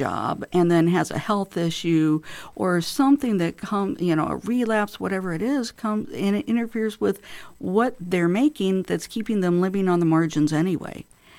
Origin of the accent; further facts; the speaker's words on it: Illinois, United States; also born or lived in St. Louis / Michigan / California; So I was born in St. Louis, Missouri. But growing up, we lived in a number of different states, actually. I lived in Michigan in my early childhood, Illinois for most of my childhood and early adulthood, a year out in California.